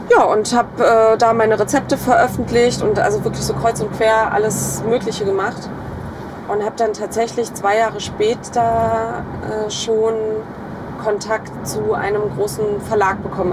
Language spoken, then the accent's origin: German; Eggesin, Mecklenburg-Vorpommern, Germany; ich komme aus Mecklenburg-Vorpommern, aus einem ganz kleinen Städtchen, das äh, wahrscheinlich niemand kennt, namens Eggesin.